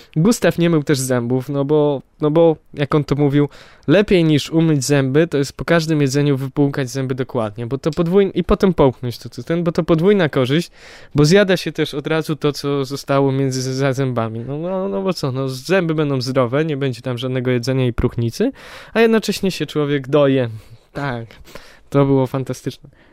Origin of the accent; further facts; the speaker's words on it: Poland; Jesteśmy z Polski